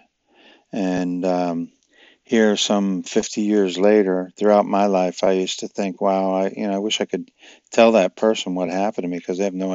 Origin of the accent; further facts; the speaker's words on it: New York, United States; I was a lifeguard on the beach where I grew up in New York